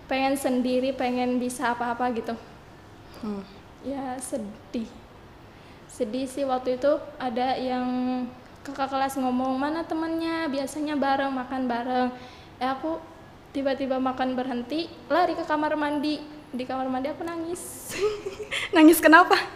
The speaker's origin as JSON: {"language": "Indonesian", "town": "Karawang", "region": "West Java", "country": "Indonesia", "tie": "born there", "said": "Saya saya lahir di Karawang 8 Oktober 2020."}